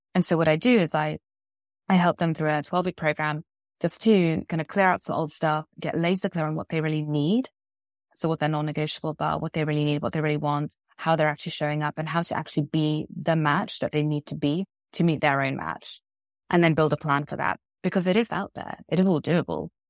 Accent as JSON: {"language": "English", "region": "London", "country": "United Kingdom", "also_born_or_lived": "Vancouver, Canada", "moved": "yes", "lives_now": "Spain", "said": "I'm from London, though I now live in Spain"}